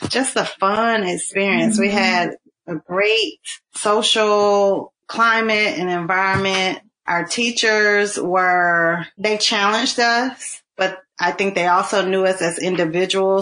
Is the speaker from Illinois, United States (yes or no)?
no; Burlington, North Carolina, United States; I grew up in Burlington, North Carolina